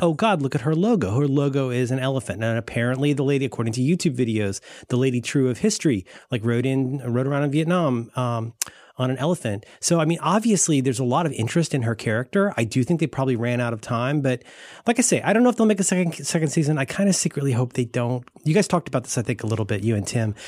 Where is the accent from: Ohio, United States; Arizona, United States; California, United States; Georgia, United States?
Ohio, United States; I'm from Ohio